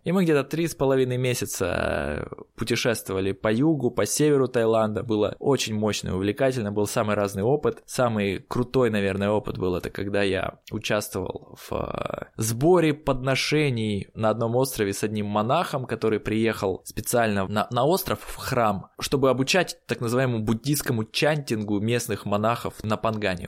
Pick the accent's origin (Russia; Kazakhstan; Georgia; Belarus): Russia; Siberia; я человек из Сибири